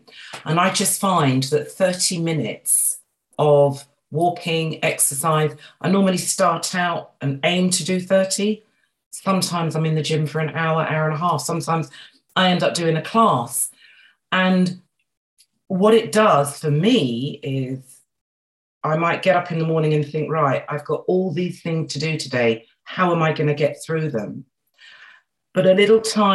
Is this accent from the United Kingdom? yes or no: yes; London, United Kingdom; So I grew up in Northwest London, and yes, my parents came over from Barbados